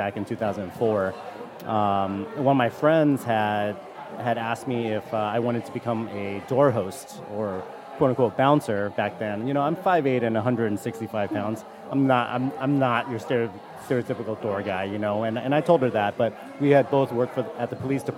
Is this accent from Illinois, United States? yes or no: no; Hawaii, United States; moved away; We're from Hawaii. It's very aloha